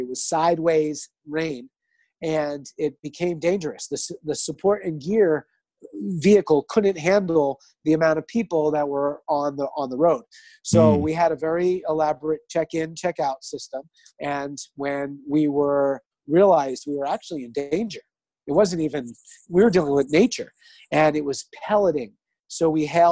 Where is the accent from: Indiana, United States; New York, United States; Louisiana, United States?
New York, United States; New York City; moved away as an adult; now in Connecticut, United States; And I'm from Queens, New York.